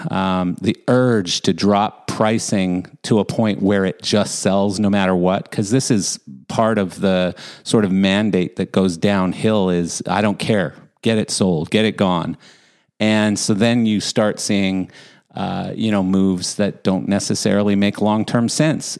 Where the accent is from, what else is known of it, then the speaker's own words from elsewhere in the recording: Calgary, Alberta, Canada; I grew I grew up in Calgary